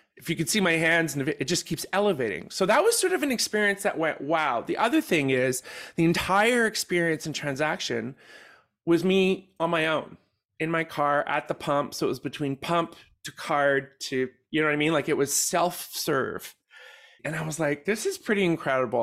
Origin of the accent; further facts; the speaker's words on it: Canada; we're from Canada